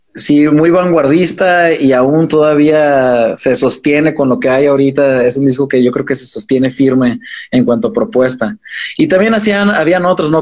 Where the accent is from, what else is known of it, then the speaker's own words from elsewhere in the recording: Fresnillo, Zacatecas, Mexico; moved away; also born or lived in Los Angeles / Mexico City; crecimos en Fresnillo